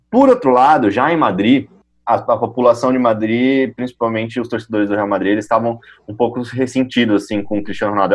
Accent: Brazil; A gente, como brasileiro

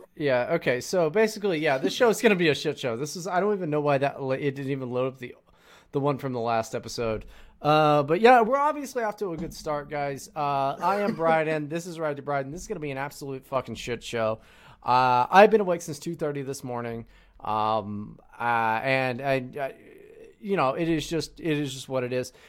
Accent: California, United States; I was from California

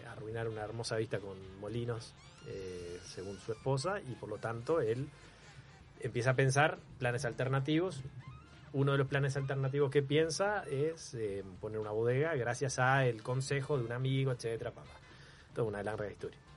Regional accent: Canelones, Uruguay; moved away as an adult; also born or lived in Montevideo; now in Maldonado, Uruguay; Salgo de Canelones, que es donde yo nací y donde, donde viví toda la vida. Bueno, nací en Montevideo en realidad, pero eh, viví en Canelones toda la vida.

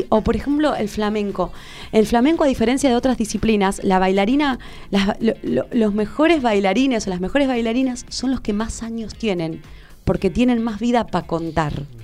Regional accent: Argentina; no yo soy más argentina que el colectivo, no sé

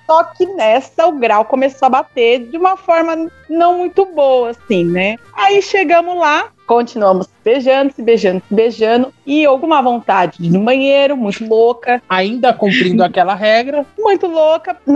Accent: São Paulo, Brazil; Faço engenharia química na USP de Lorena, mas sou de São Paulo.

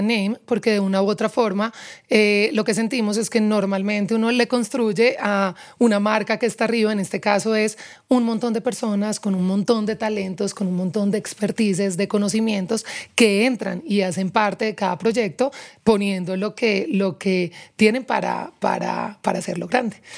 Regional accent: Pereira, Risaralda, Colombia; moved away as an adult; also born or lived in Barranquilla; now in Bogotá, Colombia; crecí Sí, toda mi vida en, Pereira, pero nací en Barranquilla. A los nueve años me fui, me fui a vivir a Pereira

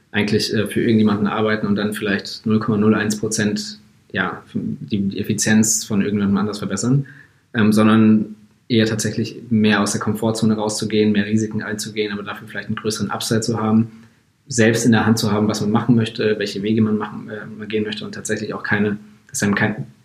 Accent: Munich, Bavaria, Germany; ich bin eigentlich in München aufgewachsen, also Münchner Junge. Ähm, und ganz normal Abitur gemacht hier auch.

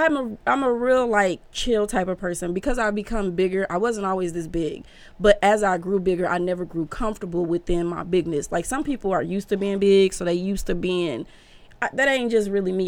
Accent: Omaha, Nebraska, United States; I'm from Omaha, Nebraska

